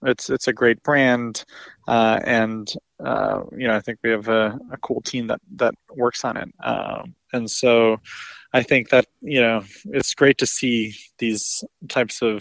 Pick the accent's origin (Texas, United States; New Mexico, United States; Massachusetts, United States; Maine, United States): Massachusetts, United States; the Berkshires; now in Washington, D.C., United States; I grew up in the Berkshires in a small town of 7,000 people